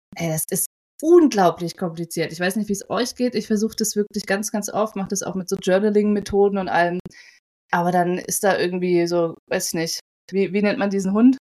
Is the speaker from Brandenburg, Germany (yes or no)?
yes; Potsdam, Brandenburg, Germany; also born or lived in Berlin; ich äh, würde mich als Potsdame bezeichnen